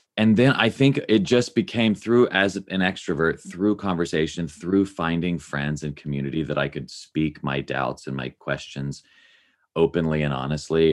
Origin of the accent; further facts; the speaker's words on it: Nashville, Tennessee, United States; I grew up in Nashville, Tennessee, love that city, love that place